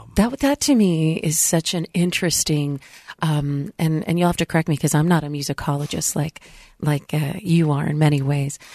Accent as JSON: {"language": "English", "town": "San Diego", "region": "California", "country": "United States", "tie": "born or raised there", "moved": "yes", "said": "where I grew up in San Diego"}